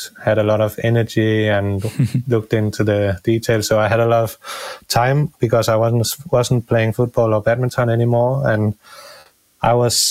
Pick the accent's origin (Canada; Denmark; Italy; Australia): Denmark; near Copenhagen, Capital Region of Denmark; the Ironman Copenhagen route, it's going directly through my hometown